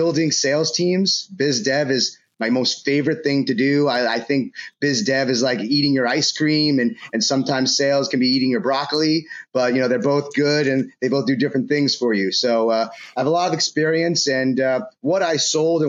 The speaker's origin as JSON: {"language": "English", "town": "New York City", "region": "New York", "country": "United States", "tie": "born or raised there", "moved": "as an adult", "lives_now": "Tampa, United States", "said": "I was born and raised on the Upper East Side in Manhattan"}